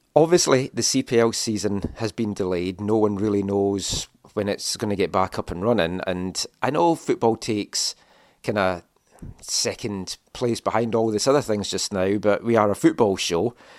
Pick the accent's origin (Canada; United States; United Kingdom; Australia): United Kingdom; Scotland; I'm from Scotland.